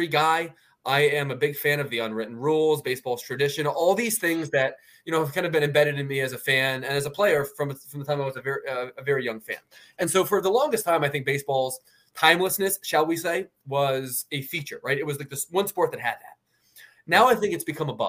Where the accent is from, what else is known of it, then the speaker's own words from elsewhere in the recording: Philadelphia, Pennsylvania, United States; also born or lived in Baltimore, Maryland; my family moved there early enough in life